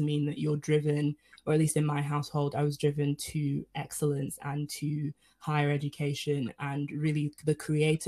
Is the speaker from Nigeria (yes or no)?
yes; Nigeria; I'm Nigerian